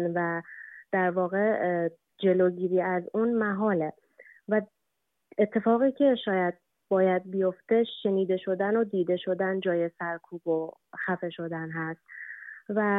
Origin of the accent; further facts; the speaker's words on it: Iran; ایران وطن ماست ایران کشور ماست ما قبل از هر چیز ایرانی هستیم